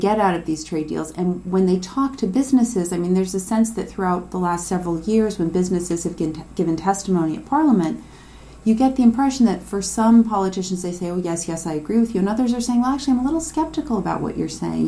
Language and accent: English; United States; I'm American